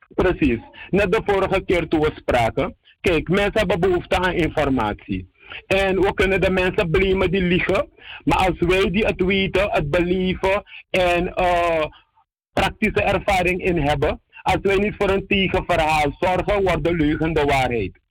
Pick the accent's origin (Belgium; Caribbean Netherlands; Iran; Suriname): Suriname; we eigenlijk als Surinamers